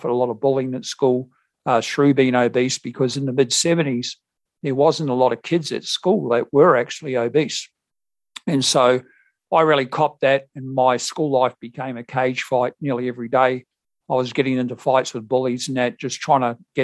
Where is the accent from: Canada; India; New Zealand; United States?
New Zealand; moved away as an adult; now in Perth, Australia; I've lived here for some 37 years and originally I came from New Zealand